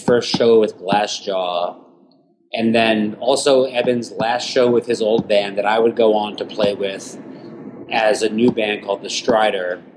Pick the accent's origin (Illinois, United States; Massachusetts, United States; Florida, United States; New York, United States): New York, United States; Huntington; moved away as an adult; also born or lived in Houston; now in New York, United States; I'm I'm from Huntington in Long Island